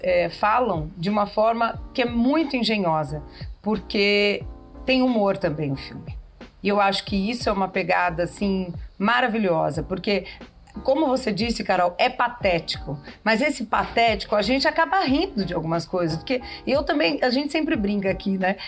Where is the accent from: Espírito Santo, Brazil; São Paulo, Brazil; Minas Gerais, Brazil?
São Paulo, Brazil; nós somos paulistas aqui